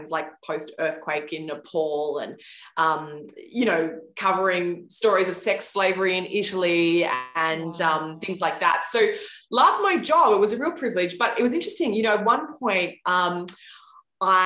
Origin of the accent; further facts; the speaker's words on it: Australia; now in New York City, United States; I live in New York City now, but I grew up in Australia and I actually did grow up with kangaroos in my backyard